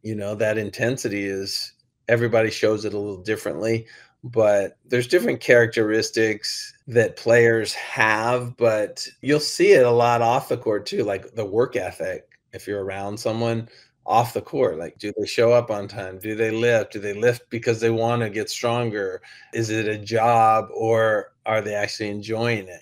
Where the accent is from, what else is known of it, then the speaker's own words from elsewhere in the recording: Laguna Beach, California, United States; I grew up and I was born in Laguna Beach, mm. raised in Laguna Beach